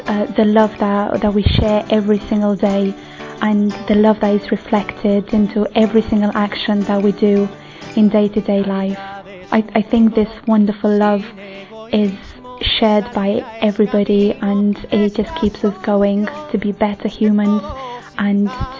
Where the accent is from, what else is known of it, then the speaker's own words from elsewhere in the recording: Romania; I come from Romania.